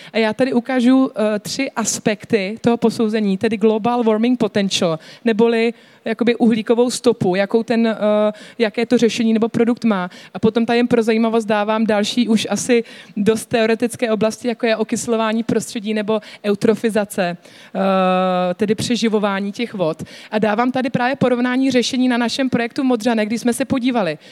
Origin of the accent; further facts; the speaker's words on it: Czechia; jako Češi